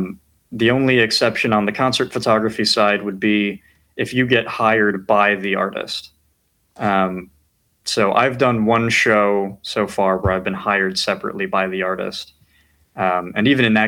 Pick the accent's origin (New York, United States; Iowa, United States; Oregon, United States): New York, United States; White Plains; moved away as an adult; now in Washington, D.C., United States; I'm from White Plains, New York, originally